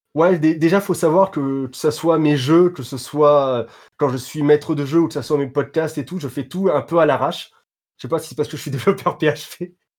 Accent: France; je suis français

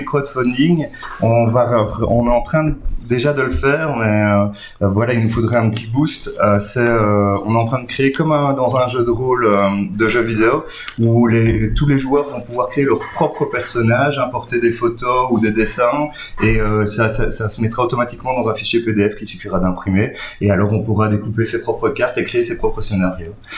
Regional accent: Belgium; on est belge, francophone

